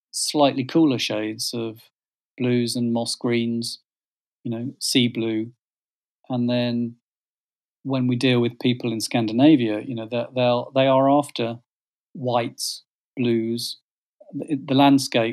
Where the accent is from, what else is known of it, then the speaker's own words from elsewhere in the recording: West Midlands, United Kingdom; moved away as an adult; also born or lived in Brighton; growing up in the Midlands